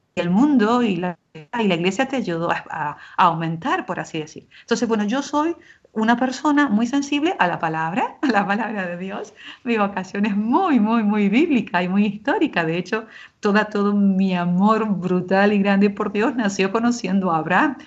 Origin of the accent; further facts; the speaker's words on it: Argentina; also born or lived in Jerusalem; now in Spain; tanto en Argentina, de donde yo soy natural, como en España, donde vivo o, o ahora, ¿verdad? Aquí en Jerusalén, estudiando este tiempo